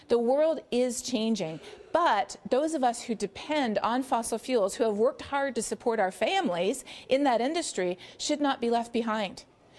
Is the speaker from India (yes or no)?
no; Canada; Well, in the U.S., and sadly increasingly here in our own country as well